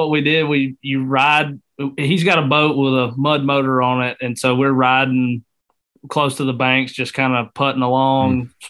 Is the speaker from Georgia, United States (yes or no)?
yes; Bremen, Georgia, United States; now in Dallas, Georgia, United States; I live in Dallas, Georgia, but Bremen, Georgia will always be my hometown. It's a little bitty small town right on Georgia, Alabama line, about an hour west of Atlanta.